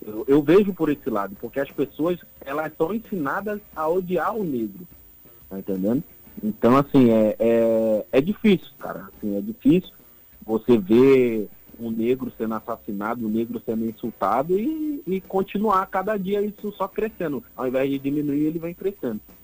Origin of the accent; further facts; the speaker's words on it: Rio de Janeiro, Brazil; now in Natal, Brazil; eu, como sou da, da comunidade do Rio de Janeiro